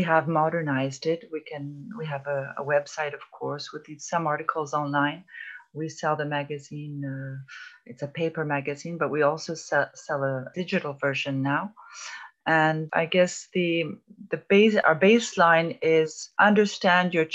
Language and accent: English; Toronto, Ontario, Canada; moved away as an adult; now in France; I'm Canadian, actually. I come from Toronto.